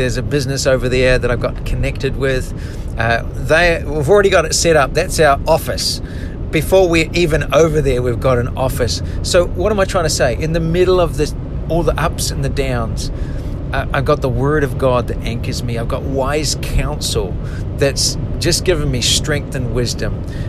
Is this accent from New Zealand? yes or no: yes; New Zealand; now in United States; when we came from New Zealand to the USA, there were so many moments I was so anxious, I was so uncertain, I was so scared